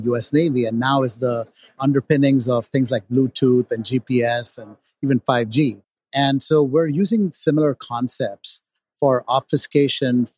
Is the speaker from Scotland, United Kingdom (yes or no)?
yes; Edinburgh, Scotland, United Kingdom; I was born in Edinburgh.